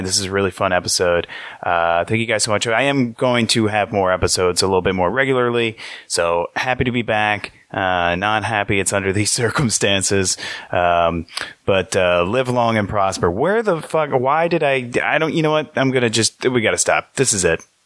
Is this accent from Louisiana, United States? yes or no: yes; Metairie, Louisiana, United States; I'm from the suburbs. I'm from Metairie